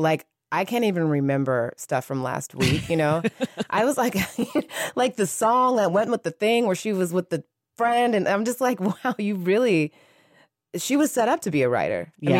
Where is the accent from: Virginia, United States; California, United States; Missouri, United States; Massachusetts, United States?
California, United States; San Francisco; now in Los Angeles, United States